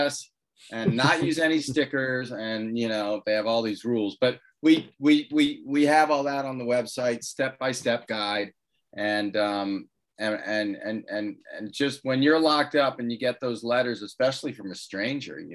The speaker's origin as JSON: {"language": "English", "country": "United States", "said": "I'm an American"}